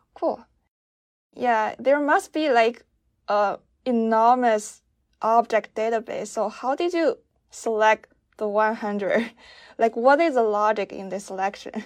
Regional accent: China; I'm from China

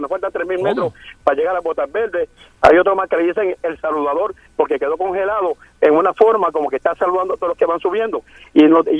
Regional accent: Ponce, Puerto Rico; now in Woodbridge, United States; Un riesgo que yo me tiré cuando pequeño, allá en Ponce, porque soy de Ponce

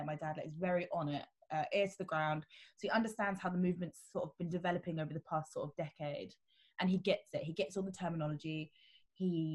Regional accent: Surrey, South East England, United Kingdom; I grew up in Surrey

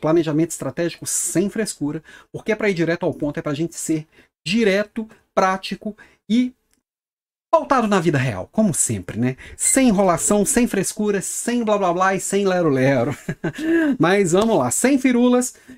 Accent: Minas Gerais, Brazil; accent: mineiro; now in Florianópolis, Brazil; Sou mineiro, meu sotaque não deixa, não me deixa mentir

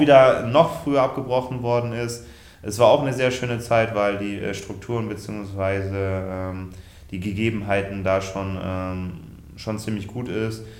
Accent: Germany; in Ort äh, Westerwolleding, wo ich aufgewachsen bin

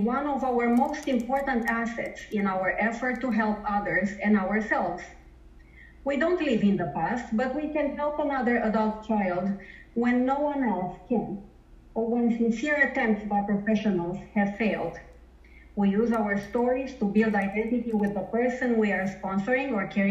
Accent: Romania; now in Toronto, Canada; I live in Toronto, Canada, but I'm originally from Romania, and I grew up in a communist country

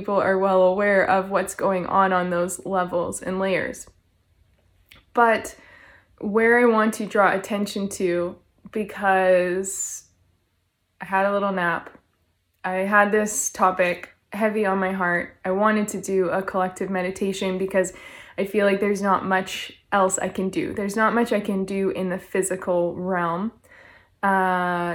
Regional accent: Canada; I'm from Canada

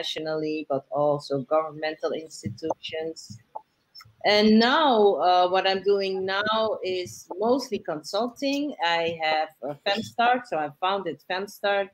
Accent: Suriname; moved away as an adult; now in Amsterdam, Netherlands; I was born in Amsterdam, but my parents went back to Suriname because they said it, for them it was important to raise their children there. And then I came back to study

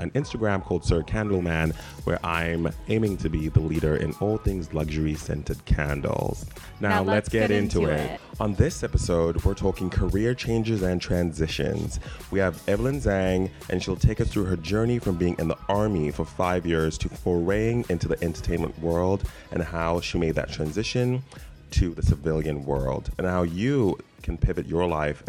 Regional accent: South Africa; also born or lived in Zimbabwe; now in Los Angeles, United States; I was born in Zimbabwe, grew up in South Africa, and now I live in Los Angeles

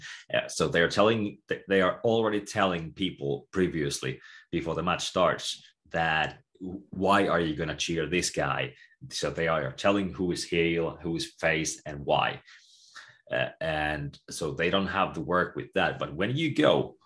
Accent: Tampere, Pirkanmaa, Finland; I'm from Tampere myself, originally

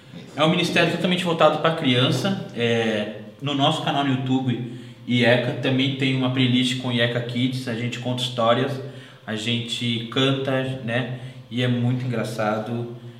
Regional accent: Atibaia, São Paulo, Brazil; a gente nasceu em Atibaia

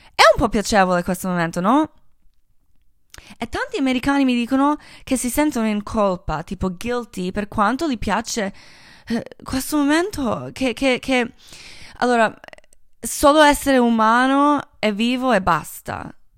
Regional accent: Croatia; Italian is a second language; moved away; sono croata

